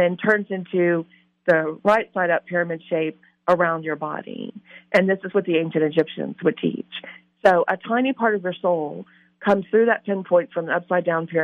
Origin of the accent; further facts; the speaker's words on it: Louisiana, United States; I'm from Louisiana, love New Orleans